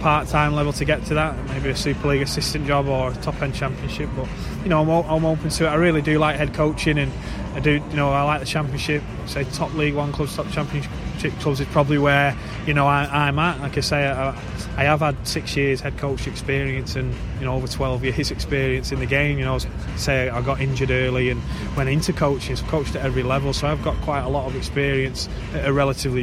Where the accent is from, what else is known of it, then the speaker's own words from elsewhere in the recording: England, United Kingdom; as an Englishman